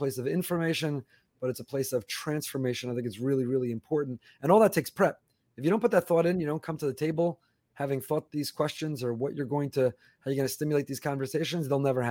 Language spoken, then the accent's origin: English; New York area, United States; now in Florida, United States; I grew up in the New York area